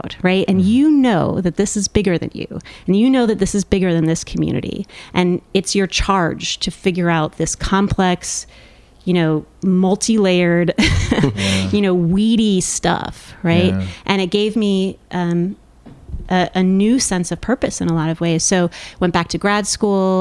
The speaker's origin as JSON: {"language": "English", "region": "Midwest", "country": "United States", "tie": "born or raised there", "moved": "yes", "said": "I grew up in the Midwest"}